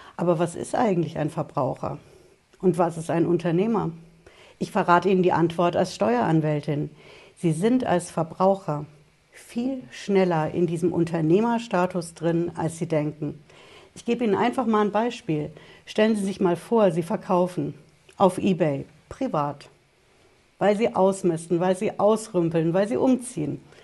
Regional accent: Germany; bei uns in Deutschland

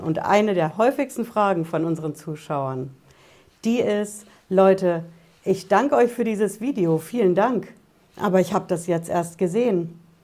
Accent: Hesse, Germany; Bei uns in Hessen

